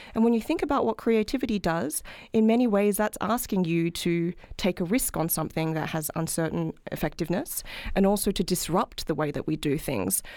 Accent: Australia; moved away as an adult; now in United States; as you can probably tell from my accent, I'm not from this country, I'm from Australia.

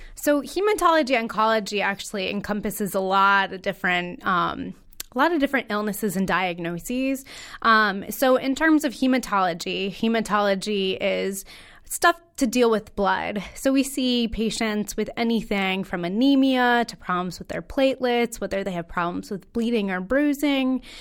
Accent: Connecticut, United States; I am a local native, born and raised in Connecticut.

